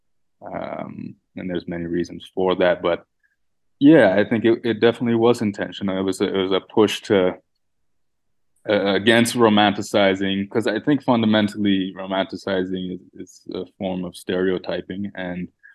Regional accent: Canada; growing up in Canada

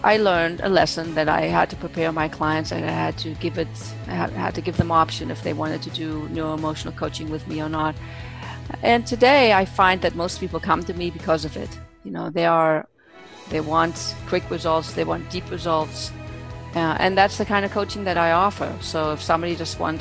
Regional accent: Germany; moved away; I was born and raised in Germany

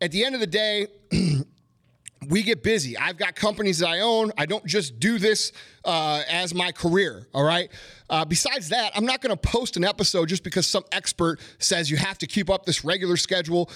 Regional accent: United States; I know America isn't perfect, but I love America

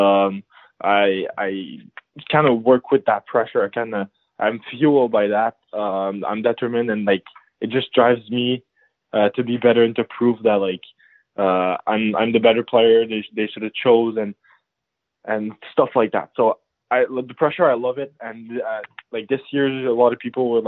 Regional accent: Chambly, Quebec, Canada; I grew up in a shabby little town in Quebec, near Quebec City

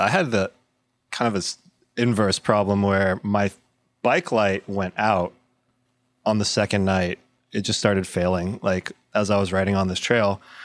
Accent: Corpus Christi, Texas, United States; now in Austin, United States; I've lived in Austin for 20 years. This is home, but I'm from Corpus Christi originally, uh, down by the coast

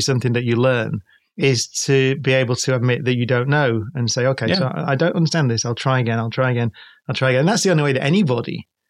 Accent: Manchester, North West England, United Kingdom; we're from Manchester, so we call it

